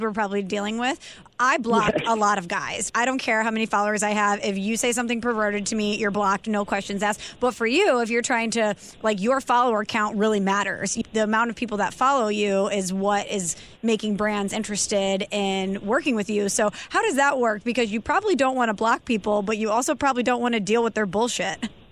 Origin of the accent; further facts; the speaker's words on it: St. Louis, Missouri, United States; I'm from St. Louis